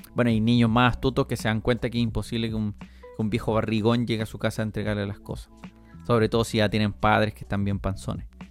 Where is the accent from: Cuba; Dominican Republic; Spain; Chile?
Chile; somos chilenos